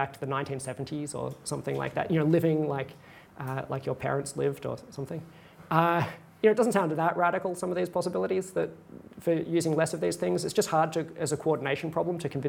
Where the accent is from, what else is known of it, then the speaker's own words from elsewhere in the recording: Australia; I'm an Australian